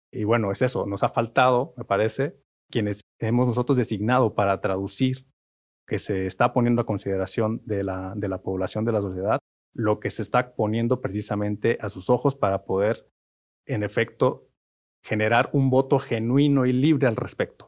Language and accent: Spanish; Mexico; como sociedad mexicana